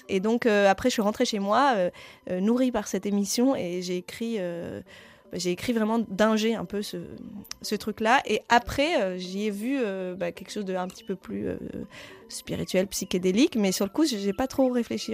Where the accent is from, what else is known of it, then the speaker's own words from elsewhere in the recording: Roubaix, Hauts-de-France, France; accent: accent du Nord; J'ai grandi en ville, j'ai grandi à Roubaix